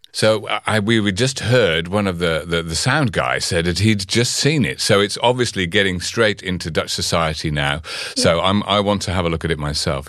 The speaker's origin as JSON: {"language": "English", "country": "United Kingdom", "said": "I'm from Britain"}